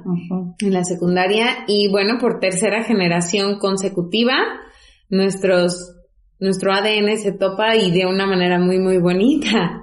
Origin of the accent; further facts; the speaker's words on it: Zongolica, Veracruz, Mexico; moved away; nosotras somos originarias de Songolica